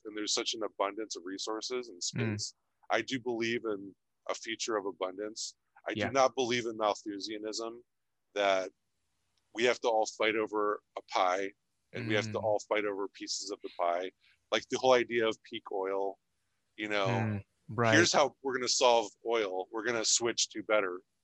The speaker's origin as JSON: {"language": "English", "region": "Ohio", "country": "United States", "tie": "born or raised there", "said": "I grew up in Ohio"}